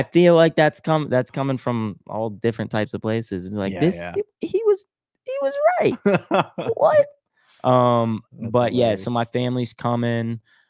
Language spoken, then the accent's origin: English; Pittsburgh, Pennsylvania, United States; born there; Yeah, I was born in Pittsburgh.